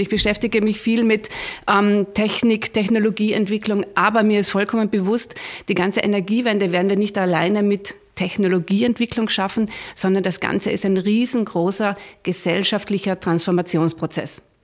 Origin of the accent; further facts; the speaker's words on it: Austria; bei uns in Österreich